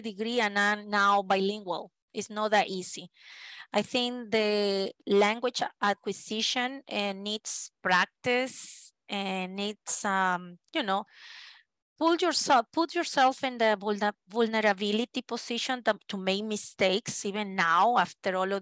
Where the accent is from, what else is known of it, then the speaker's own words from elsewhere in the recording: Lima, Peru; first language Spanish; English is a second language; moved away as an adult; also born or lived in Eugene, Oregon, United States; now in United States; that was the first city that I moved from Lima, Peru to Eugene, Oregon